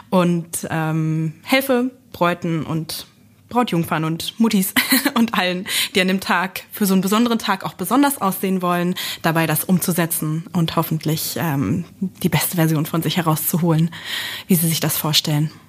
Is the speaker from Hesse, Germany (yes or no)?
no; Lower Saxony, Germany; now in Berlin, Germany; Ich äh, bin nicht gebürtige Berlinerin, wohne und arbeite jetzt aber dort und überall und ähm, bin eigentlich aus Niedersachsen und habe dann übergesiedelt sozusagen in den Osten